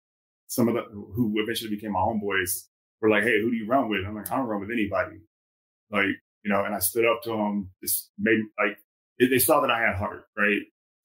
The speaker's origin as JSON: {"language": "English", "region": "California", "country": "United States", "said": "I came from Southern California."}